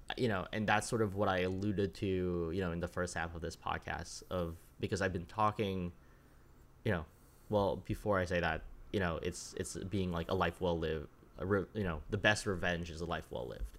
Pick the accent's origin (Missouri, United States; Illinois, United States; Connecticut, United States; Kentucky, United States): Connecticut, United States; I grew up in Connecticut